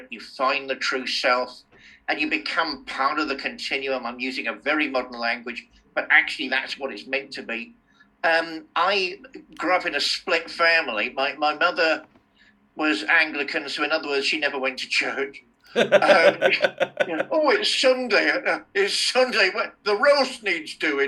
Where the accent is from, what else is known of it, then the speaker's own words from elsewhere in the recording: Fareham, South East England, United Kingdom; moved away; Growing up in Fareham in Hampshire, you know, I used to hate it